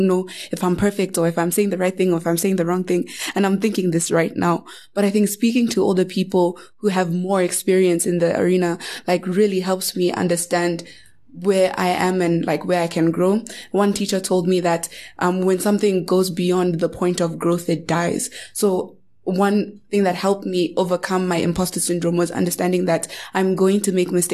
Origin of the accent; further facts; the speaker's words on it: South Africa; I am South African